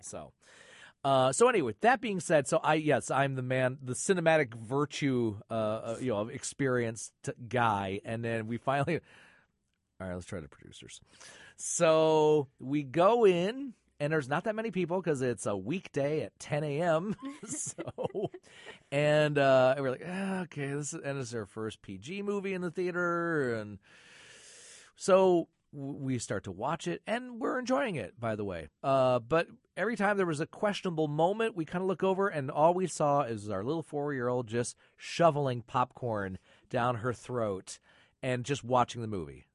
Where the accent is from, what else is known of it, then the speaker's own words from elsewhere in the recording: Michigan, United States; moved away; the horror show host I grew up with in Michigan was Sir Graves Gasly